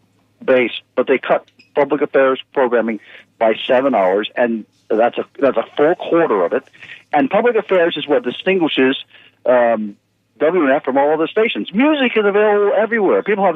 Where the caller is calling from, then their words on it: Land O'Lakes, Florida, United States; from Land O'Lakes.